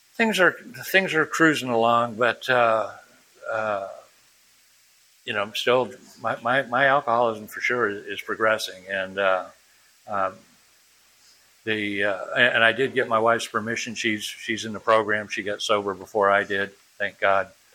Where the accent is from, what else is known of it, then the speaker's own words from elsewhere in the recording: New Bedford, Massachusetts, United States; also born or lived in Europe; we moved back to from Europe to uh, to my dad's, uh, excuse me, my mom's hometown of uh, New Bedford, Massachusetts, and uh, 11 years old, 12 years old, something like that, 11 years old